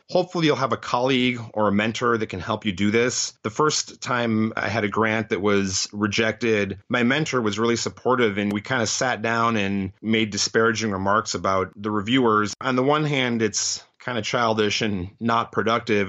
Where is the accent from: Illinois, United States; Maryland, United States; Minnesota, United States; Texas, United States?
Illinois, United States; Chicago; moved away as an adult; also born or lived in New Haven, Connecticut; now in Detroit, United States; I grew up in the Chicago area